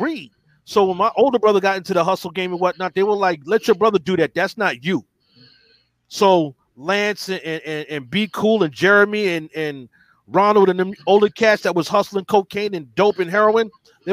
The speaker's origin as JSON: {"language": "English", "town": "New York City", "region": "New York", "country": "United States", "tie": "born or raised there", "said": "growing up in the Bronx"}